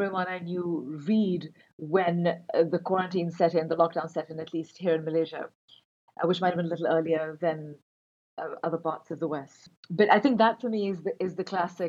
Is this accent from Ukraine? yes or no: no; Karachi, Sindh, Pakistan; moved away as an adult; also born or lived in Montreal; I grew up in Karachi. I was born and raised there.